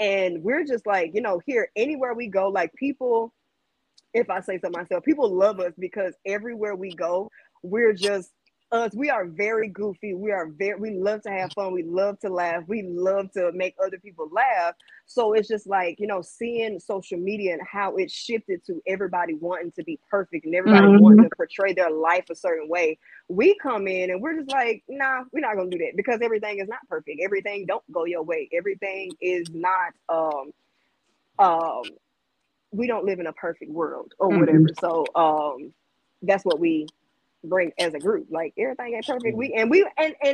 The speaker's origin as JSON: {"language": "English", "town": "Jackson", "region": "Mississippi", "country": "United States", "said": "Jackson, Mississippi"}